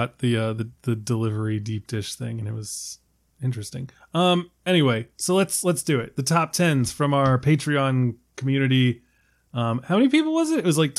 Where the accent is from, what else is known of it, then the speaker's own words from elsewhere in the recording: Northeast, United States; I am from the Northeast.